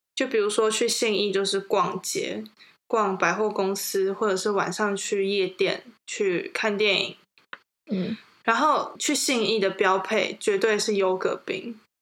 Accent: Taipei, Taiwan; 我们都是土生土长的台北人

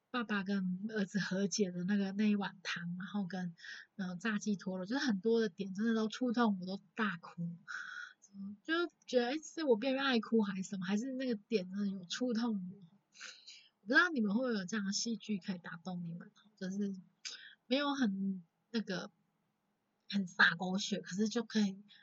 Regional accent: Taichung, Taiwan; 我从小在大，台中长大，然后也没有所谓的爷爷奶奶，然后爸爸妈妈从小也很忙

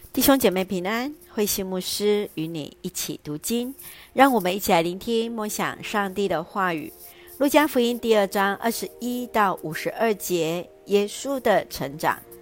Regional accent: Taiwan; 我们的国家，台湾

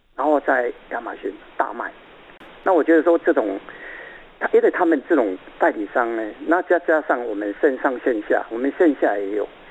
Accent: Taiwan; 我们台湾人

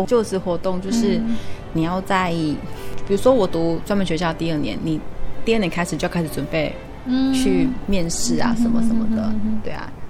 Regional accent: Taiwan; 然后就是因为要回来考试，就是三月初，所以我才就是回到台湾这样子。

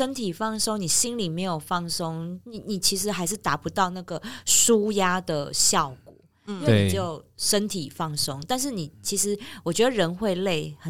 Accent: Taipei, Taiwan; 我们台北人

